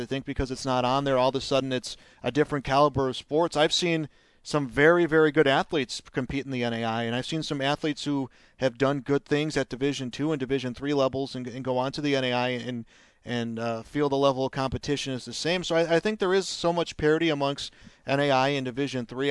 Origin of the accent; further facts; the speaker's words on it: Chicago, Illinois, United States; moved away as an adult; also born or lived in Twin Cities, Minnesota; now in Valley City, United States; I grew up in Chicago. I grew up on the, the north side in the Jefferson Park neighborhood.